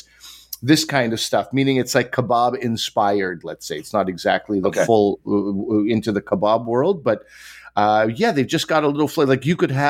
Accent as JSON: {"language": "English", "region": "Quebec", "country": "Canada", "tie": "born or raised there", "said": "Growing up in Quebec"}